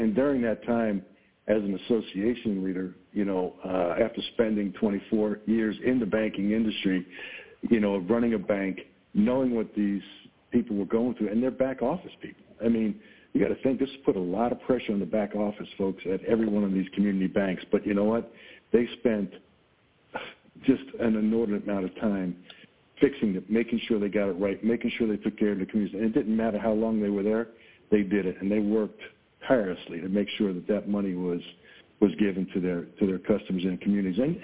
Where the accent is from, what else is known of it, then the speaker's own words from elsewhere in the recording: Long Island, New York, United States; now in Buffalo, United States; I grew up in Long Island